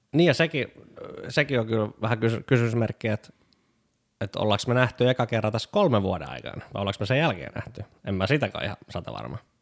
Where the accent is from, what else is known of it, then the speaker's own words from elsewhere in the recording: Pori, Satakunta, Finland; moved away as an adult; also born or lived in Lahti; now in Tampere, Finland; olen porilainen.